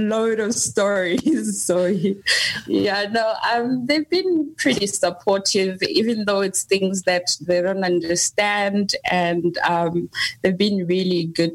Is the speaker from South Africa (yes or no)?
yes; South Africa; also born or lived in KwaZulu-Natal / Johannesburg, Gauteng; I grew up in South Africa between KZN and Johannesburg